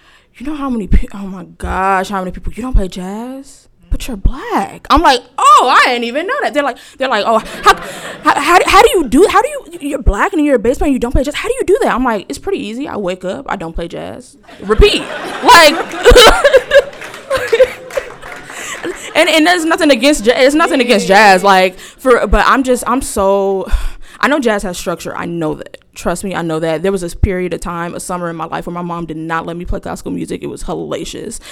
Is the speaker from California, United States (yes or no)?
yes; Inglewood, California, United States; moved away as an adult; also born or lived in Rochester, New York; I'm from Los Angeles, but more specifically, if you know Los Angeles, I'm from Inglewood